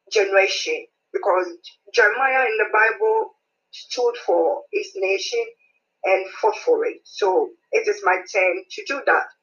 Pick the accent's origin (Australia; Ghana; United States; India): Ghana; moved away as an adult; now in United Kingdom; I'm a Ghanaian lady, but in the UK for some time now.